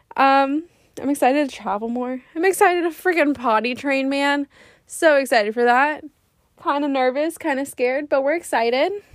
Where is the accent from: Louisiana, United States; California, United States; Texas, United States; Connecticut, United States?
Texas, United States; Laredo; now in San Antonio, United States; I am from Laredo